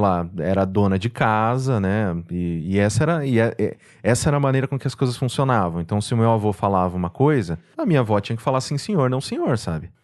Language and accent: Portuguese; Mococa, São Paulo, Brazil; moved away as an adult; also born or lived in Recife / Manaus; now in São Paulo, Brazil; Eu nasci aqui em São Paulo, mas eu fui, né, criado a minha vida inteira, assim, dos meus 5 até os meus 19 anos em Mococa. Então, desculpa, eu sou mocoquense